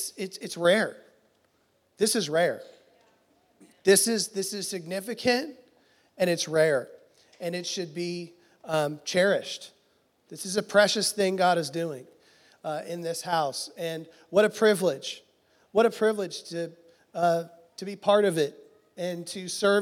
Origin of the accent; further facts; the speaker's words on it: Houston, Texas, United States; I'm from Houston